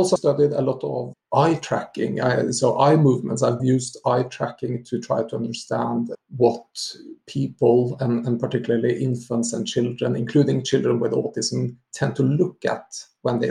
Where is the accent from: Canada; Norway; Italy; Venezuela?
Norway; moved away as an adult; now in Sweden; I'm originally from Norway, but I'm, I guess, gradually getting more and more Swedish